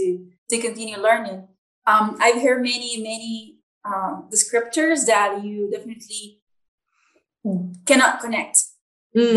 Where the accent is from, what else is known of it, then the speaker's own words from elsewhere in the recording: Nicaragua; I'm from Nicaragua.